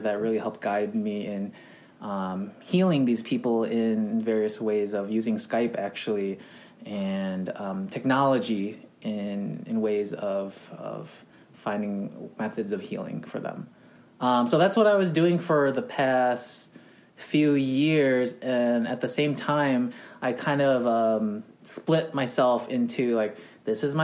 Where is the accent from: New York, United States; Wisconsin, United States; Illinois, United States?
Wisconsin, United States; moved away as an adult; also born or lived in Thailand / Hawaii; now in Los Angeles, United States; So we moved around 1991 to Wisconsin, and that's where I was raised most of my life.